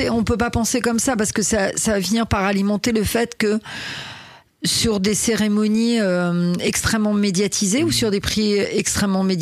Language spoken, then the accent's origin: French; Brittany, France; et moi en tant que bretonne on en parle ou pas